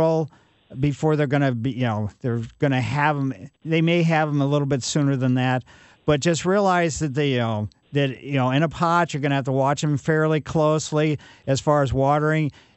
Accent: Ellisville, Missouri, United States; I grew up in Maple Lane in Ellisville.

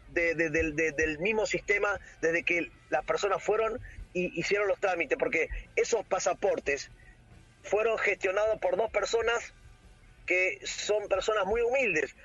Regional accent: Argentina; moved away as an adult; now in Paraguay; yo soy argentino

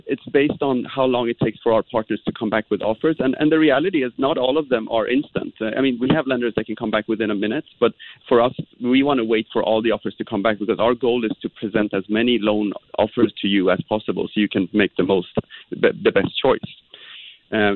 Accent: Sweden; moved away; I'm actually from Sweden

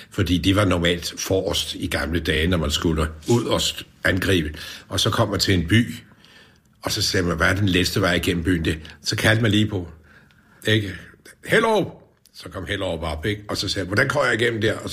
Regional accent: Gentofte, Capital Region of Denmark, Denmark; also born or lived in Frederiksberg; Jeg har boet hele mit liv i Kentoft Kommune

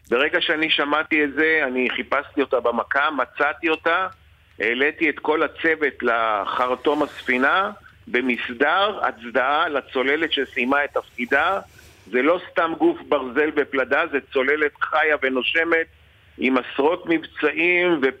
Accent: Israel; אני כותב את השם שלי בעברית, אני לא כותב בלועזית, אני ישראלי, יהודי בארץ ישראל.

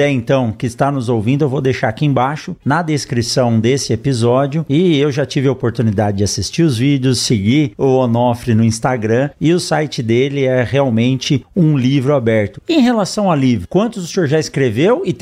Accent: São Paulo, Brazil; Eu que vim de São Paulo

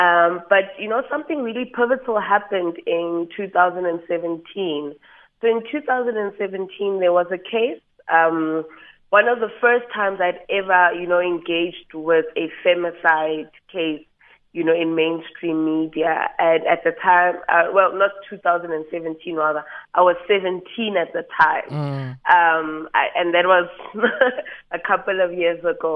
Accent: Johannesburg, Gauteng, South Africa; Born and bred in Johannesburg, so I'm the original city girl

